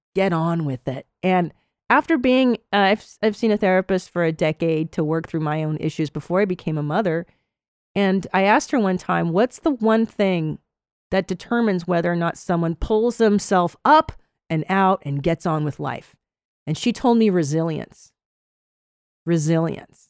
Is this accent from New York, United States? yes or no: no; Los Angeles, California, United States; moved away as an adult; now in Austin, United States; I live in Texas now. I live in Austin, um, and I grew up in Los Angeles